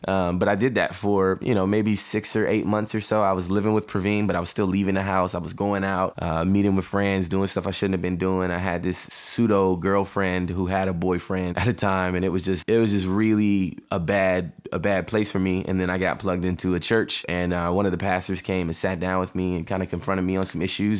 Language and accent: English; Riverdale, Georgia, United States; I'm from Riverdale which is right next door to East Point